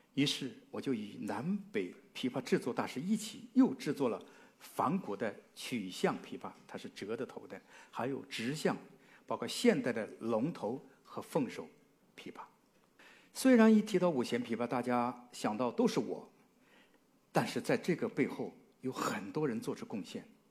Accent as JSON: {"language": "Chinese", "country": "China", "said": "因为我们中国人喜欢吃饭讲什么？五味俱全"}